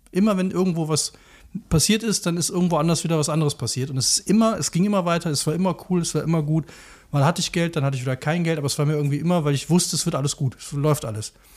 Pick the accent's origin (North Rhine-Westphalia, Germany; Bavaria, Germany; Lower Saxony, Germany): North Rhine-Westphalia, Germany; near Leverkusen; ich bin ja auch in der Nähe von Leverkusen groß geworden